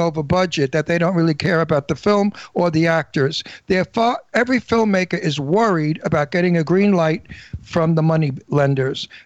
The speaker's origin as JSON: {"language": "English", "town": "New York City", "region": "New York", "country": "United States", "said": "I'm from Brooklyn"}